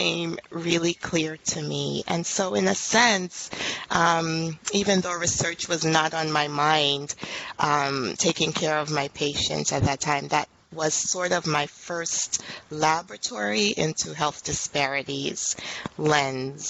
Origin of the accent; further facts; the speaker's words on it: New York City, New York, United States; I'm actually a native New Yorker. Born and raised in Brooklyn